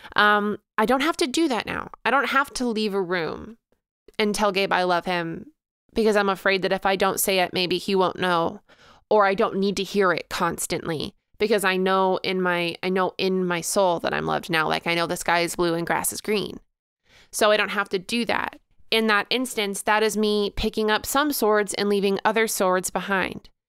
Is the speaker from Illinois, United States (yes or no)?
yes; Illinois, United States; I actually spent a ton of time in Missouri growing up because I lived so close to it, just like an hour away, um, growing up in Illinois